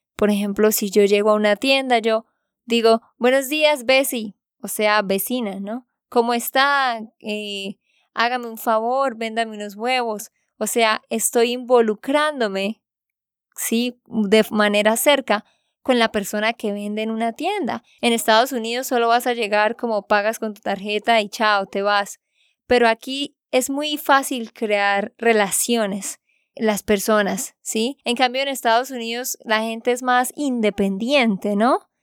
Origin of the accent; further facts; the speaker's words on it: Santander, Colombia; de Santander, Colombia